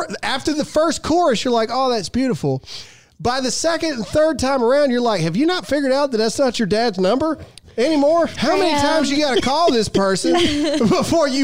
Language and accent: English; Mississippi, United States; I'm from Mississippi, so everybody just automatically assumes that I like country music